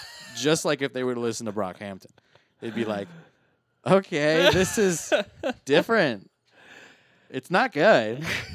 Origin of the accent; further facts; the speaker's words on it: United Kingdom; Well, I'm from Britain, and that's why I actually haven't.